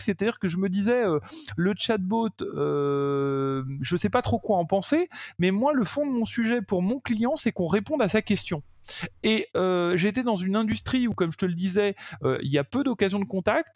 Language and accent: French; France; je suis français, j'habite en France et je travaille sur le marché français